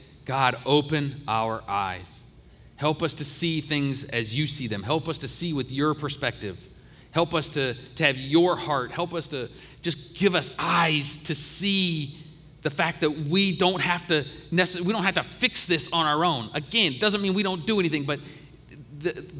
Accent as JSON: {"language": "English", "region": "Ohio", "country": "United States", "tie": "born or raised there", "said": "I grew up in Ohio"}